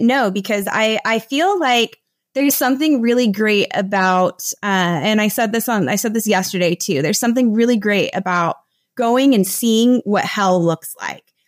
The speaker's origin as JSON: {"language": "English", "country": "United States", "moved": "as an adult", "lives_now": "Costa Rica", "said": "I'm originally from the United States. I moved to Latin America about seven or eight years ago."}